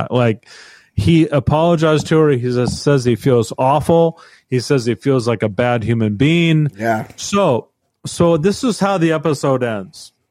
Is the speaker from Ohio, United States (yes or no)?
no; Rochester, New York, United States; Because I I'm from Rochester there's no way